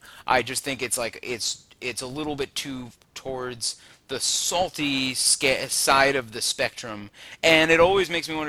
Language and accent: English; Long Island, New York, United States; But then I'm from Long Island, which is near the ocean